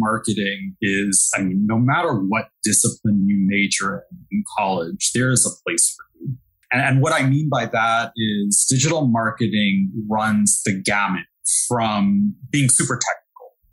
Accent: New York City, New York, United States; accent: Brooklyn; moved away as an adult; now in Jersey City, United States; I'm born and raised in New York, by the way. I'm from Brooklyn, and I just moved to Jersey City

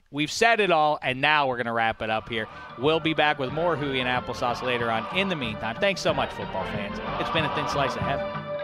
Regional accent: Pittsburgh, Pennsylvania, United States; as a Pitt football fan growing up in Pittsburgh

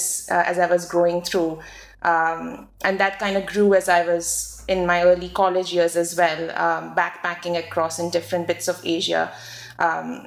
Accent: New Zealand; moved away as an adult; also born or lived in India / Cambridge, United Kingdom; I was born in India, grew up in New Zealand

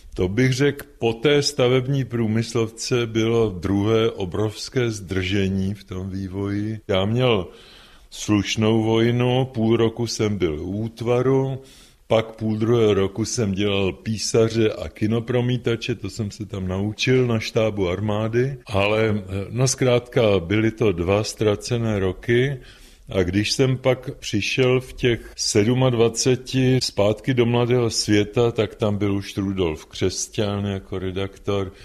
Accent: Prague, Czechia; když jsme chodili z Vinohrad, z Jiřího náměstí na náměstí Míru

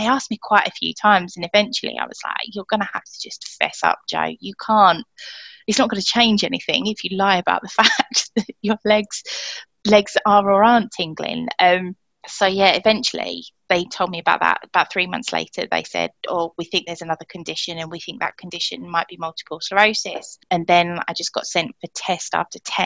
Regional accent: Essex, East of England, United Kingdom; accent: southern; moved away as an adult; now in Wigan, United Kingdom; my accent betrays me as a southerner

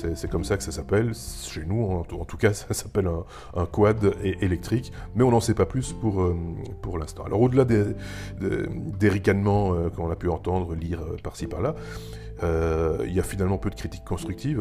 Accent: Belgium; chez nous, en Belgique et en France aussi

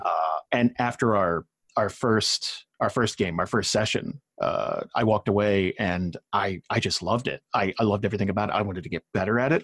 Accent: New Jersey, United States; moved away; I grew up in South Jersey

